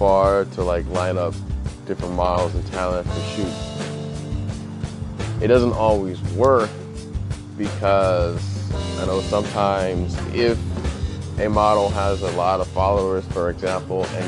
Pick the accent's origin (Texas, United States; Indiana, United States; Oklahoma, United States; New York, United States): Indiana, United States; moved away; back in my hometown